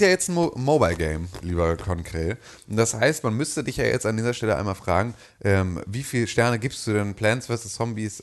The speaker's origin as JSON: {"language": "German", "country": "Germany", "said": "als Deutscher"}